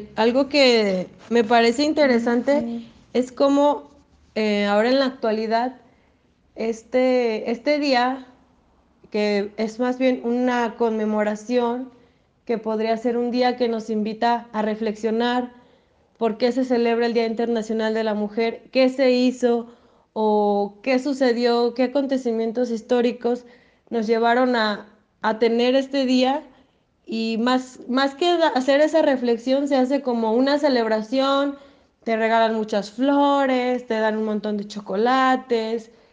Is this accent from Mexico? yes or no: yes; Lagos de Moreno, Jalisco, Mexico; Soy de Lagos de Moreno.